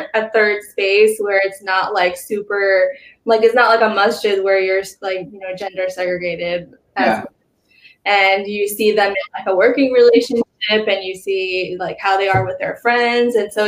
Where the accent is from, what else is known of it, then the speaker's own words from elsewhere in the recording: Pakistan; Like I'm Pakistani and, you know, the food and the language and everything.